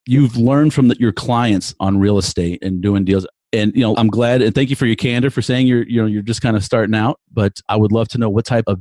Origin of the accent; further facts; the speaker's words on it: Texas, United States; especially more so in the Dallas-Fort Worth area in my home state